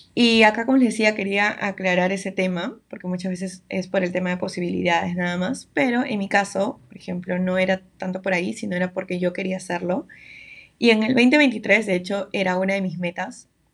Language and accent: Spanish; Lima, Peru; yo vivo en Lima, yo soy de Lima, siempre he vivido acá